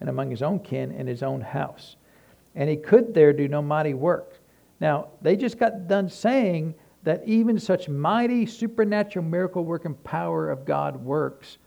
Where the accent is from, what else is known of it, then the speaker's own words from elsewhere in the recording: Tennessee, United States; we're from Tennessee